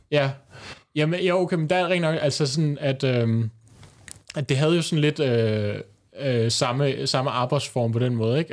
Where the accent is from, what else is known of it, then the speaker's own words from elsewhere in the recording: Bornholm, Capital Region of Denmark, Denmark; now in Copenhagen, Denmark; der boede jeg på Bornholm, øh, hvor jeg voksede op